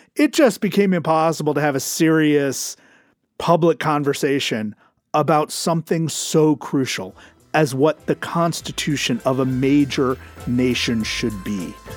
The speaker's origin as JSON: {"language": "English", "country": "United States", "said": "as an American"}